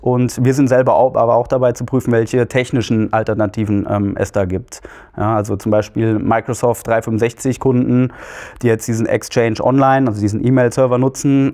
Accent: Marburg-Biedenkopf district, Hesse, Germany; also born or lived in Hannover; Ich bin in Hannover geboren, bin aber hier im äh, Landkreis marburg bienkopf aufgewachsen

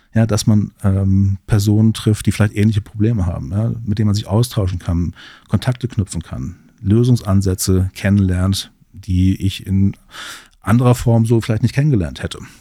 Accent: Central Hesse, Germany; Ich komme aus Mittelhessen, wohne in Gießen, arbeite hier in Marburg

